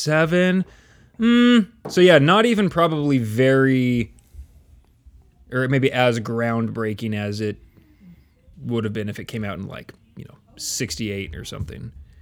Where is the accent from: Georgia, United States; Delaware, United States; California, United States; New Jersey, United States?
California, United States; near Brentwood; in Brentwood, which was like the city that bordered my hometown